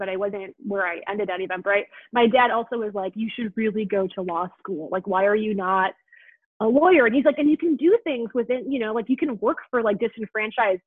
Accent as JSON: {"language": "English", "town": "Milwaukee", "region": "Wisconsin", "country": "United States", "said": "I'm from Milwaukee, Wisconsin"}